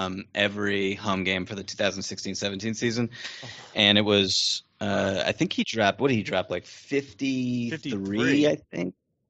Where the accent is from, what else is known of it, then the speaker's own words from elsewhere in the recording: Boston, Massachusetts, United States; I grew up in Boston.